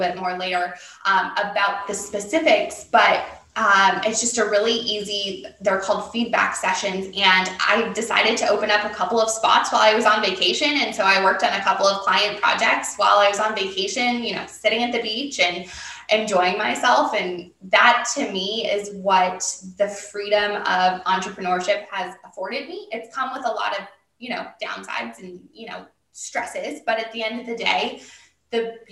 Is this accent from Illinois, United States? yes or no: no; Massachusetts, United States; moved away as an adult; now in Orange County, United States; I'm originally from Massachusetts, but I moved to Orange County after I graduated from college